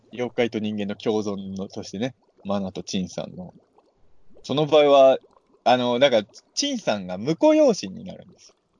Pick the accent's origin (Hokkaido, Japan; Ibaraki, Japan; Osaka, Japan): Ibaraki, Japan; 俺、俺、茨城県民だか分かんないけど